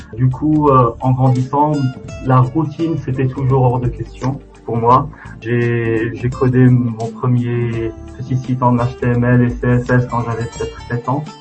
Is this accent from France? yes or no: no; Morocco; now in Estonia; en tant que Marocain